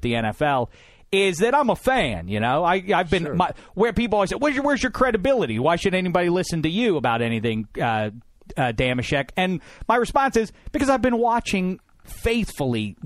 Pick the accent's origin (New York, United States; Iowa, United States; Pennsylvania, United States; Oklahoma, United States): Pennsylvania, United States; Pittsburgh; I grew up in Pittsburgh, PA, was going to games